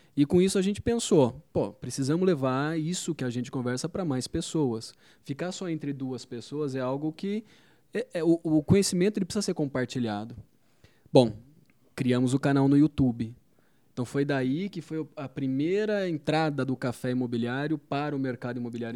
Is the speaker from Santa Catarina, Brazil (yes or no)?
no; Campinas, São Paulo, Brazil; eu sou de Campinas, é, morei boa parte da minha vida em Campinas